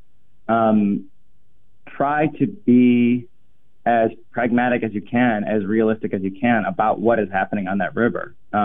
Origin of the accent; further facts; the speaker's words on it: Minneapolis, Minnesota, United States; I grew up in Minnesota and Minneapolis